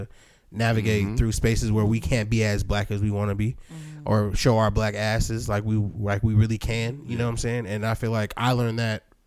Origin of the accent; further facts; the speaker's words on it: San Bernardino, California, United States; also born or lived in Los Angeles / Hawthorne / Santa Monica / Fontana; I'm from San Bernardino